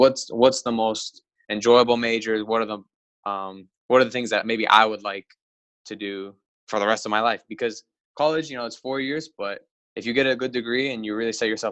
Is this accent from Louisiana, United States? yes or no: no; Oviedo, Florida, United States; also born or lived in Orlando, Florida; now in Lakeland, United States; I was born in Orlando. I lived in Florida my whole life. I lived in Oviedo for most of it. I graduated from Hagerty High School, and I grew up in that area for most of my life